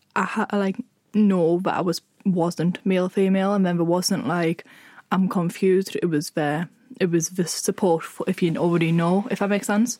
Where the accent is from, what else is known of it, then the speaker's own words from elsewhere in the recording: Sunderland, North East England, United Kingdom; I'm from Sunderland